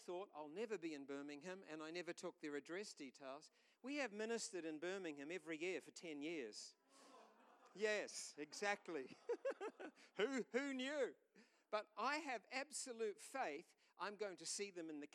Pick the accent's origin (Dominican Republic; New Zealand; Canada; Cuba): New Zealand; we're from New Zealand